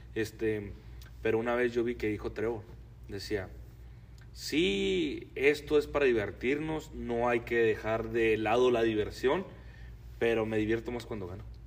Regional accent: Rubio, Chihuahua, Mexico; now in United States; nosotros somos de Rubio

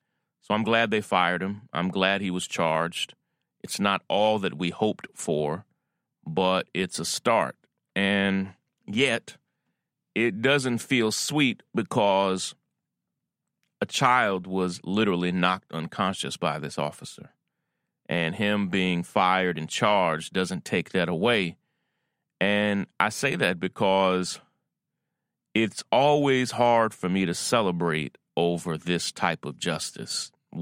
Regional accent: Versailles, Kentucky, United States; As you may know, I was born and raised in Kentucky, Versailles, Kentucky, which is like the town from France, but we're country

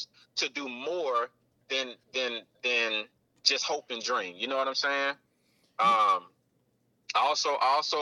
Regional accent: Atlanta, Georgia, United States; So I'm from Atlanta, my Southwest DZ

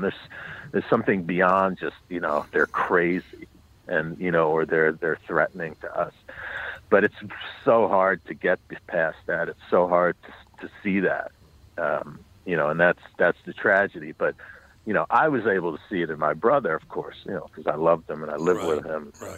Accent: New York City, New York, United States; I grew up on the Upper West Side, um, but north of 96th Street

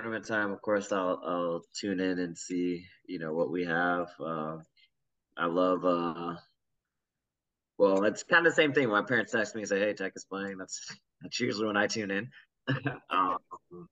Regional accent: Gwinnett County, Georgia, United States; I'm a player from Gwinnett County

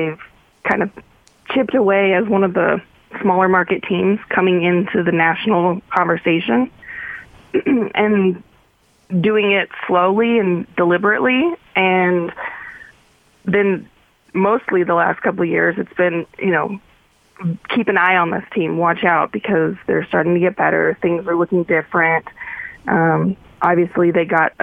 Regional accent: Paradise, California, United States; moved away as an adult; also born or lived in Philadelphia; now in Utah, United States

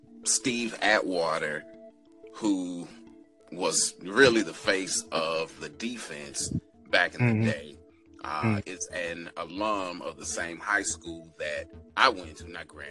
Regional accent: Nigeria; now in St. Louis, United States; And living in St. Louis, I could have gone one or two ways, been a Bears fan or a Chiefs fan. Being Nigerian, I should have been a Chiefs fan

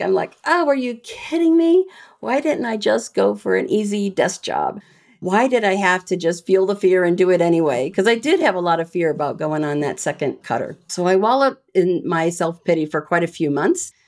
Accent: Bettendorf, Iowa, United States; I grew up in Bettendorf, Iowa, which is right on the Mississippi River.

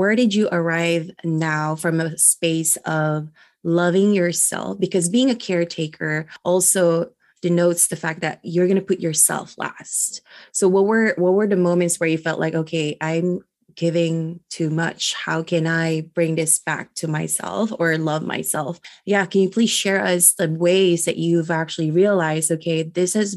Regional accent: Philippines; now in United States; I am a Filipina immigrant, and I was also born and raised out from the Philippines.

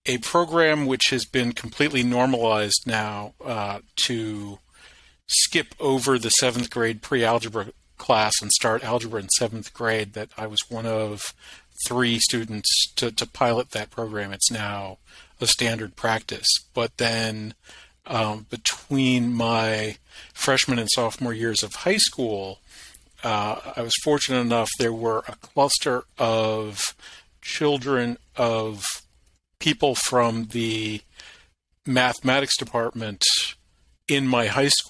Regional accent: Charlottesville, Virginia, United States; I'm born and raised Charlottesvillian.

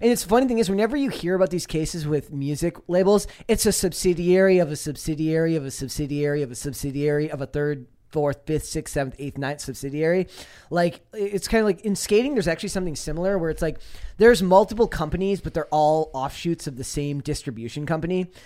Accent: Minnesota, United States; I'm from Minnesota. I am not Finnish. I am Croatian

